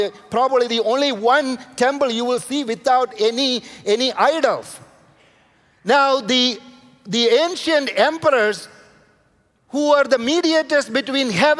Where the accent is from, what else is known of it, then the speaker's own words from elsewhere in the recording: India; I'm coming from India